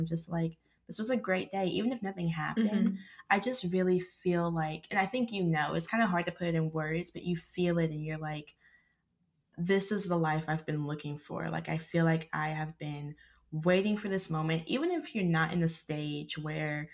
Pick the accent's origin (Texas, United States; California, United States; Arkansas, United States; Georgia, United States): Arkansas, United States; I grew up in Arkansas